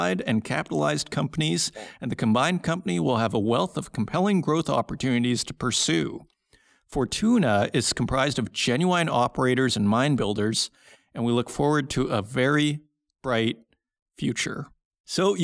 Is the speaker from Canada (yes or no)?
yes; Saskatoon, Saskatchewan, Canada; I'm from Saskatoon, Saskatchewan